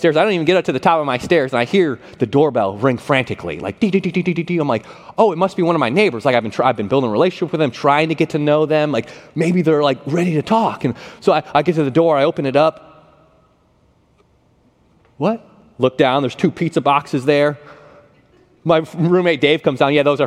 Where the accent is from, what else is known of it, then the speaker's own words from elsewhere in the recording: Buffalo, New York, United States; moved away; Growing up in Buffalo, New York, I never had a house or an apartment that had air conditioning in it